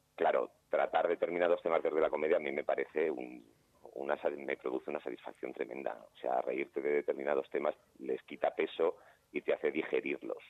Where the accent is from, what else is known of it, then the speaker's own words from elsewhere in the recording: Alicante, Valencian Community, Spain; moved away as an adult; now in Madrid, Spain; soy de Alicante, pero ya soy, soy madrileño porque llevo 20 años viviendo, viviendo en Madrid